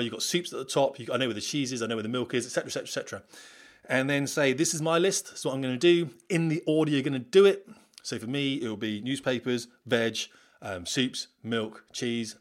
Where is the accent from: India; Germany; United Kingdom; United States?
United Kingdom; We're British